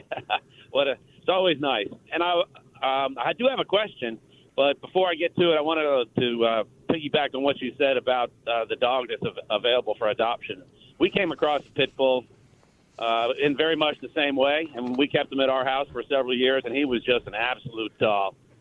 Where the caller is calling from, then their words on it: Durango, Texas, United States; I'm calling from Durango, Texas. We've talked before. I'm in Falls County in between Marlin and Temple.